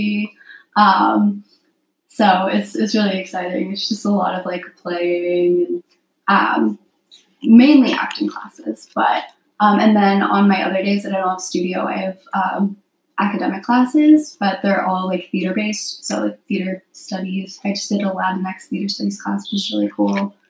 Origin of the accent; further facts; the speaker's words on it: Miami, Florida, United States; moved away as an adult; now in New York, United States; I'm from Miami, Florida